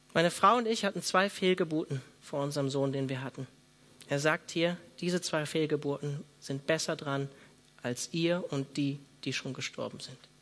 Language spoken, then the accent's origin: German; Germany; hier bei uns in Deutschland